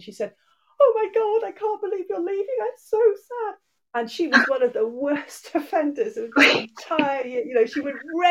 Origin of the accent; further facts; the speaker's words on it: England, United Kingdom; moved away as an adult; now in Wales, United Kingdom; I was originally, I'm from England. I'm half Irish, and I've lived in Wales for getting on for 30 years now